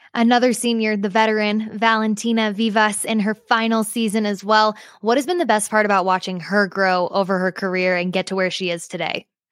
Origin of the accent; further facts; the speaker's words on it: Midwest, United States; I'm from the Midwest myself.